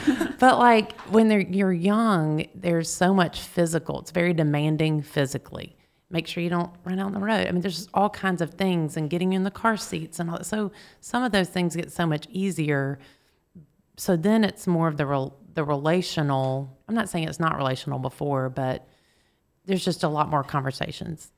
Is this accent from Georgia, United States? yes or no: yes; Marietta, Georgia, United States; also born or lived in East Point, Georgia / Snellville, Georgia / Rome, Georgia; when I was three, we moved to Marietta, Georgia. So that's where I go Marietta Blue Devils. That's where I grew up.